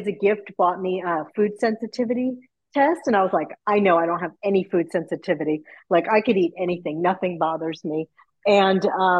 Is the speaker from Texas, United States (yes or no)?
yes; Texas, United States; also born or lived in New York; I've lived here most of my life, but born in New York and then moved to Texas when I was 10. And so I grew up eating King Ranch chicken casserole